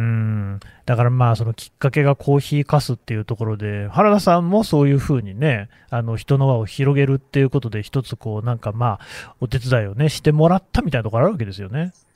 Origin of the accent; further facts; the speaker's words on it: Nagoya, Aichi, Japan; now in Tokyo, Japan; 名古屋の出身で、今は東京に住んでるんですけどね